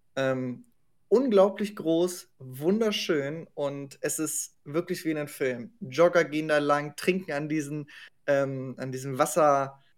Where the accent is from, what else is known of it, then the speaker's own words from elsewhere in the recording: Germany; als Deutscher